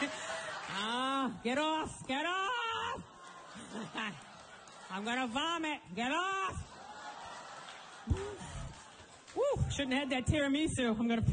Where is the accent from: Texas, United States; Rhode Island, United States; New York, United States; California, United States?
Rhode Island, United States; I grew up in Rhode Island, a little roadie